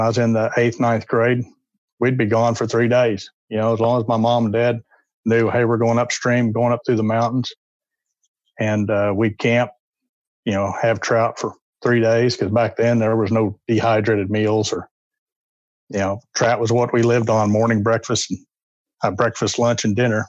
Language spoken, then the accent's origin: English; north central Oklahoma, United States; moved away; I was born in Oklahoma, north central Oklahoma. Lived there for the early part of my life.